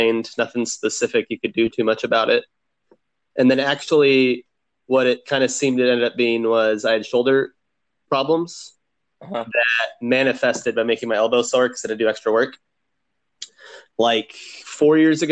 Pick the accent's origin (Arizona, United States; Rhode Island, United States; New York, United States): Arizona, United States; Phoenix; I am born and raised in Phoenix, and I've never left and never planned